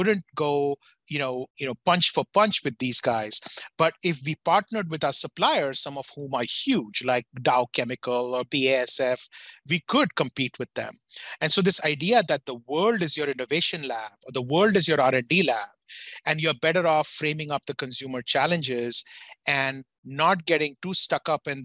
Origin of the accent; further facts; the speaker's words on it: India; moved away as an adult; now in United States; I grew up in India. I'm from a business family in India